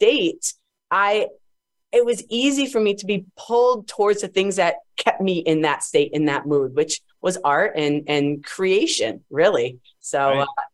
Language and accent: English; Agawam, Massachusetts, United States; moved away as an adult; I come from Massachusetts, actually, the East Coast. I grew up in a small town called Agawam